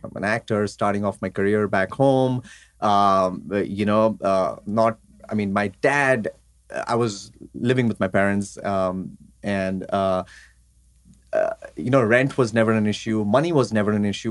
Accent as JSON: {"language": "English", "town": "Mumbai", "region": "Maharashtra", "country": "India", "said": "I'm a Gujarati from Mumbai, India"}